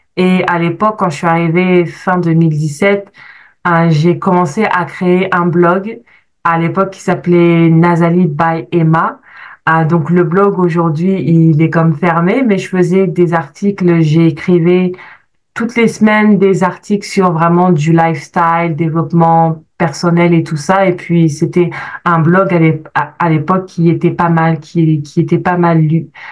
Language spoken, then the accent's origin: French; France; moved away as an adult; now in Canada; je suis née, j'ai grandi en France, je suis arrivée au Canada il y a presque sept ans maintenant.